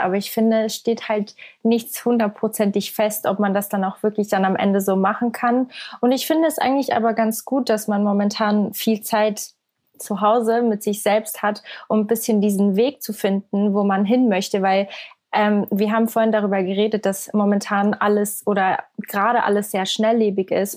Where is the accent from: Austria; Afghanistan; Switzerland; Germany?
Switzerland; Ich komme aus der Schweiz. Also ich bin ähm, aus der Schweiz.